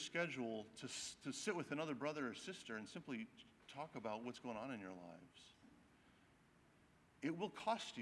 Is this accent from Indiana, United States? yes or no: no; Wisconsin, United States; I grew up in Wisconsin, but my extended family was all in North Carolina